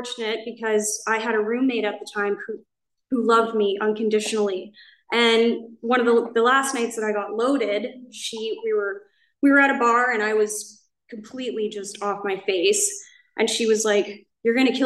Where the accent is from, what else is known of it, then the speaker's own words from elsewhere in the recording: Canada; moved away as an adult; now in Laguna Niguel, United States; I'm from Canada. I moved here, I think 17 months ago